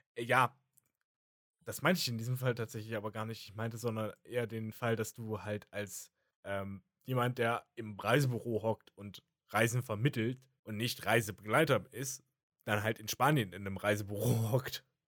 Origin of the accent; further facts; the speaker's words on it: Germany; in dem Umfeld, in dem ich erzogen wurde, als Deutscher.